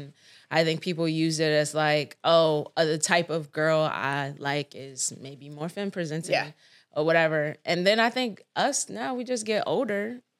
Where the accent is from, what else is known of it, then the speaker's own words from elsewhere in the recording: East Coast, United States; moved away as an adult; also born or lived in Florida; growing up on the East Coast